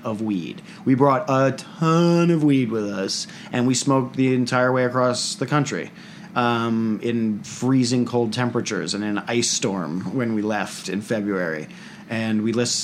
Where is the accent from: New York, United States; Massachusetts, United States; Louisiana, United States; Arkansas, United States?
New York, United States; New York City; growing up in New York City